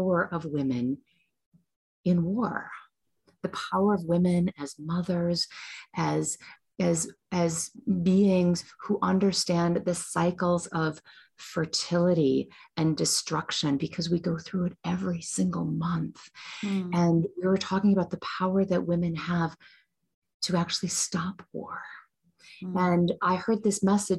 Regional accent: United States; I'm an American. I'm born in the United States

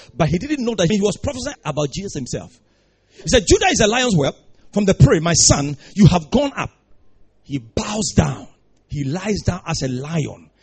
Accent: Ghana

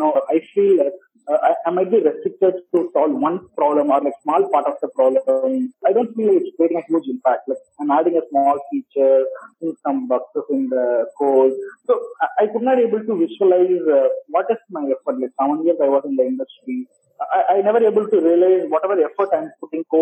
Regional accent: Madurai, Tamil Nadu, India; my hometown is Madurai

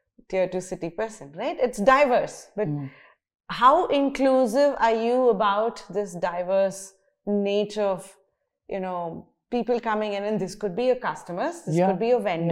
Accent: Bangalore, Karnataka, India; also born or lived in United States; I came from Bangalore. I studied in Bangalore.

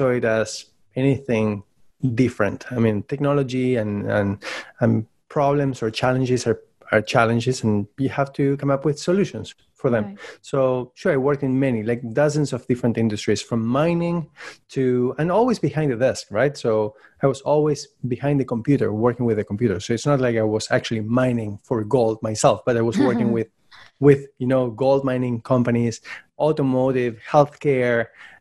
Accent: Buenos Aires, Argentina; English is a second language; moved away as an adult; also born or lived in Prince Edward Island, Canada; now in Canada; I was born and raised in Buenos Aires, Argentina, in case you were wondering about my accent.

